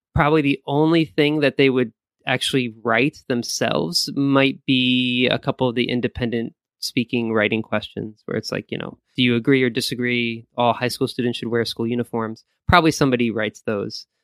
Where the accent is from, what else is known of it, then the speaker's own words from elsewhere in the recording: Valley Stream, New York, United States; moved away as an adult; also born or lived in Korea; now in Japan; I'm from New York, from Long Island, uh, more particularly, and, uh, which is kinda close to, uh, Queens. So I grew up in a town called Valley Stream